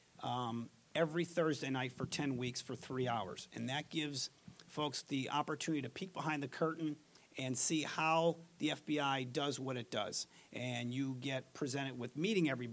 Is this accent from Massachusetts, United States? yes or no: no; Scranton, Pennsylvania, United States; moved away as an adult; also born or lived in New Jersey; now in Dallas, United States; I'm from Scranton, Pennsylvania, the Poconos